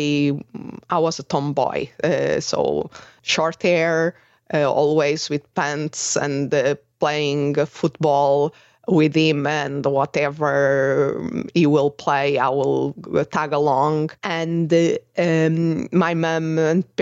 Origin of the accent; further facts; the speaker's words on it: Portugal; moved away as an adult; also born or lived in England; I'm originally from Portugal, and I went to study abroad in England